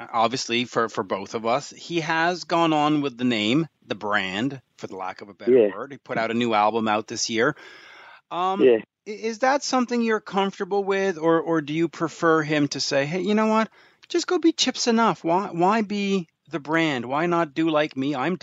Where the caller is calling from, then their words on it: Montreal, Quebec, Canada; I'm calling you from Montreal, which is in Canada